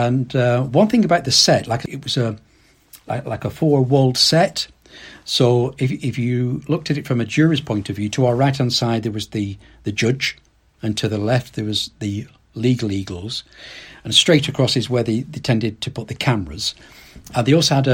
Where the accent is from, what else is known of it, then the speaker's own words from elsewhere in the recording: Accrington, North West England, United Kingdom; I live and I'm from Accrington itself.